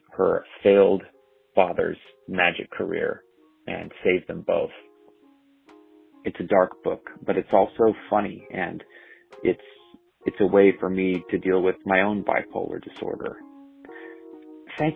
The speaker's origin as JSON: {"language": "English", "area": "Orange County", "region": "California", "country": "United States", "tie": "born or raised there", "said": "I grew up in Orange County."}